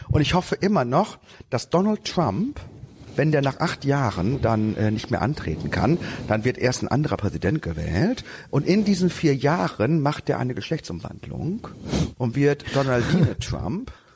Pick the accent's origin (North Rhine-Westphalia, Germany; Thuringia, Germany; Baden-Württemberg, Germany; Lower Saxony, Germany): Lower Saxony, Germany; bei uns in Niedersachsen. Ich bin ja auch Niedersachse.